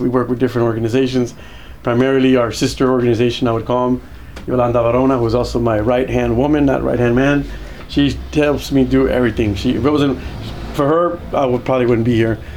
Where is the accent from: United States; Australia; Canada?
United States; moved away as an adult; also born or lived in Mexico; coming to the United States, but it was one of the best choices they made, uh, and that opened up me joining joining the service. Basically, growing up as an American